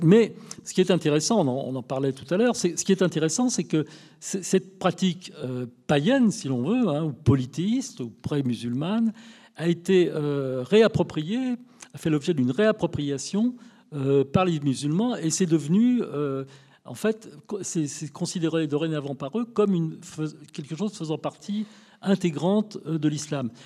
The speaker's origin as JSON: {"language": "French", "country": "France", "tie": "born or raised there", "said": "je suis de nationalité française, je suis né en France, mais je suis issu d'une famille française depuis des lustres"}